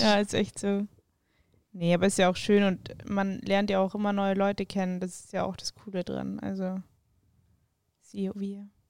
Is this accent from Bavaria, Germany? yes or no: yes; Weilheim, Bavaria, Germany; moved away as an adult; now in Munich, Germany; dann sind wir rausgezogen nach Weilheim, wenn es jemandem was sagt, so Richtung Garmisch. Ähm, genau, da bin ich dann auch zur Schule